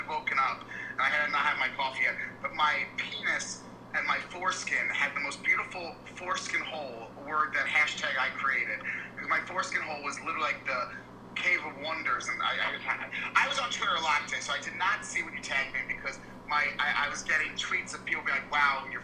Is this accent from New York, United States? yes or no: yes; Long Island, New York, United States; I'm originally from Long Island, New York.